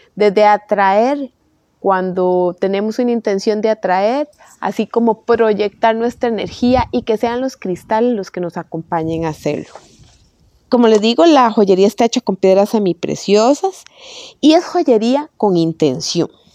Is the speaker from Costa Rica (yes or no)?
yes; Costa Rica; soy de Costa Rica